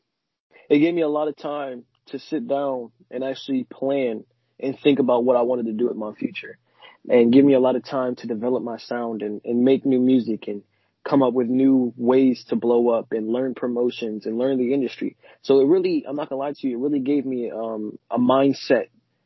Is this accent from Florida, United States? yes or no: yes; Florida, United States; also born or lived in New Orleans; Growing up in Florida, my dad had his own radio station